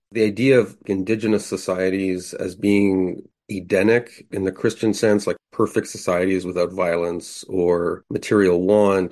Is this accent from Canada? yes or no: yes; Canada; Being a Canadian